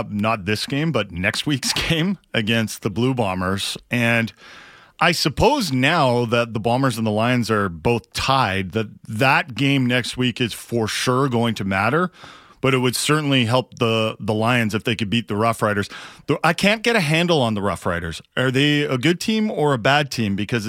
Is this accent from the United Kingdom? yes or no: yes; England, United Kingdom; We're English guys in Vegas.